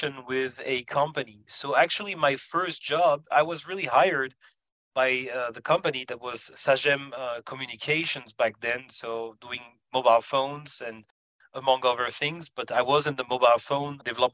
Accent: Paris suburbs, Île-de-France, France; I was born in Paris suburbs, and I spent a good time of my life there. I received education also in that area

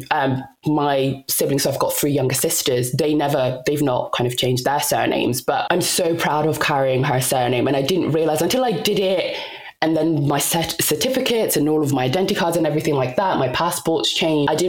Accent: DR Congo; I'm Congolese. I was born in the Democratic Republic of Congo, and … is not your typical Congolese or traditional Congolese name.

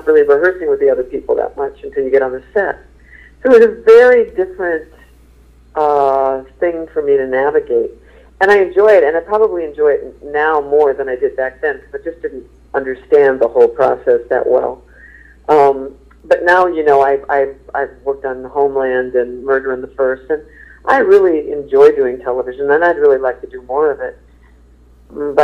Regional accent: St. Paul, Minnesota, United States; now in New York, United States; St. Paul is my hometown

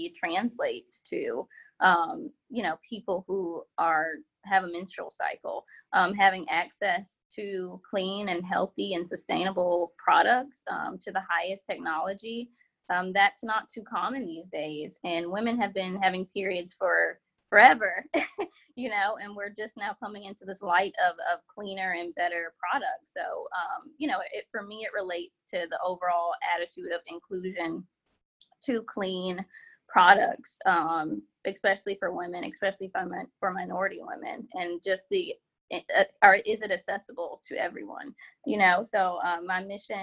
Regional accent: Columbia, South Carolina, United States; now in Charlotte, United States; I currently live in Charlotte, North Carolina, but born and raised in Columbia, South Carolina.

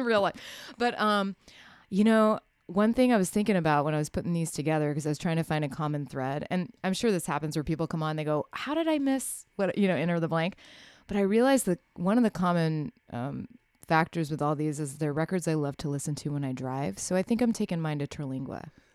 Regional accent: Waco, Texas, United States; moved away as an adult; also born or lived in Austin, United States; now in Nashville, United States; I grew up in Waco where there I didn't have independent radio

